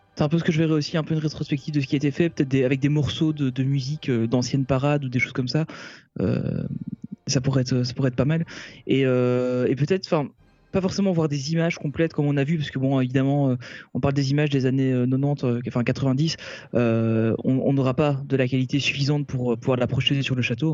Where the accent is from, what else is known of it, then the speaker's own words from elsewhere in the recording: Belgium; nous on est belge, euh, belges, Olivier et moi en tout cas nous sommes belges